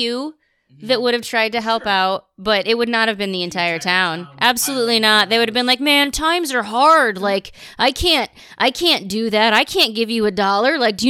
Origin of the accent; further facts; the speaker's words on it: Tuscola, Illinois, United States; my hometown of Tuscola